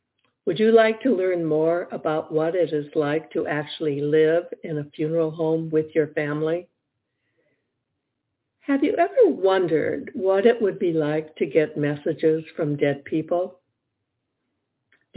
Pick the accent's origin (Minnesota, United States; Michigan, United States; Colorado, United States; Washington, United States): Michigan, United States; Detroit; I grew up in Detroit, Michigan